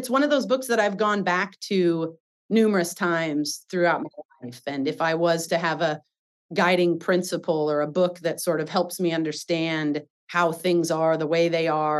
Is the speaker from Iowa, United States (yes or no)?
yes; Iowa, United States; now in Seattle, United States; I'm from Iowa. Born and raised in detasseling.